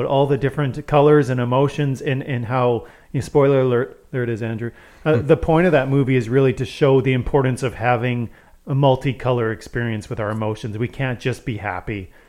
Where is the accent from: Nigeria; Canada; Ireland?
Canada; British Columbia; I think as British Columbians